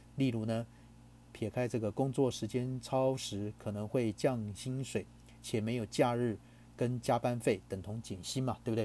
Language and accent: Chinese; Taiwan; 我们台湾人讲就是什么带赛带到啊